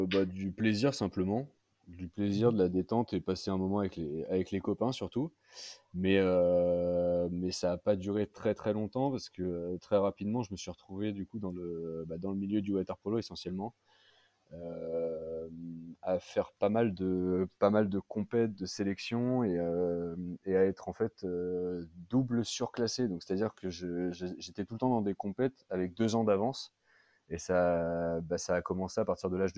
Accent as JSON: {"language": "French", "region": "the North", "country": "France", "said": "déjà, euh, je viens aussi du, nord de la France"}